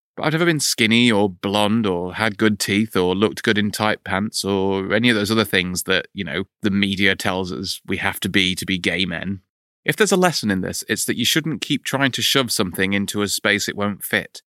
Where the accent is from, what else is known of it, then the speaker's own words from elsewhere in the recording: United Kingdom; 'cause we're British